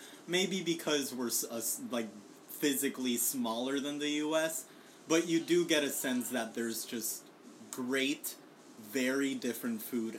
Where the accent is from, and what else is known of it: Puerto Rico; moved away